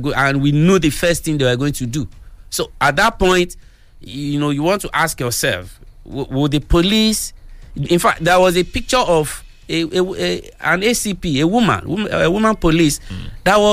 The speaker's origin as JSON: {"language": "English", "country": "Nigeria", "said": "I'm a Nigerian citizen"}